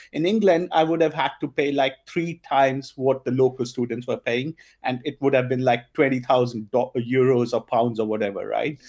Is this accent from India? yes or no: yes; India; first language Punjabi; English is a second language; moved away as an adult; now in Germany; I grew up in India